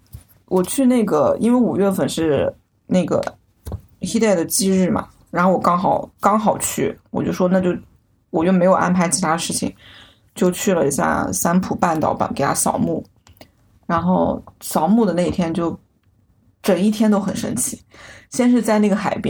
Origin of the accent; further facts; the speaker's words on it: China; 我就说我是从中国来的